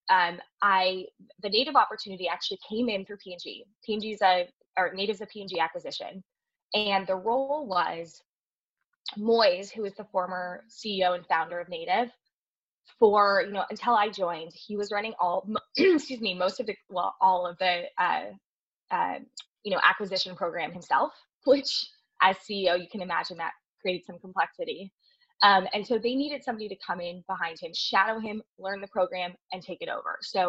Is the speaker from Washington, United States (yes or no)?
yes; Seattle, Washington, United States; I grew up in Seattle